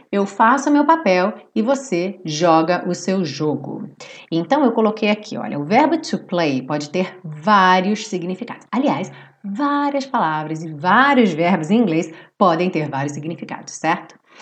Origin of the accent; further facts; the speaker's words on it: Brazil; nós somos brasileiros